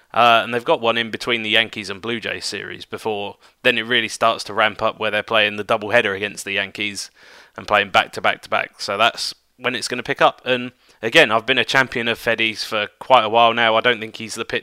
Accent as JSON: {"language": "English", "country": "United Kingdom", "said": "one of my fellow Brits"}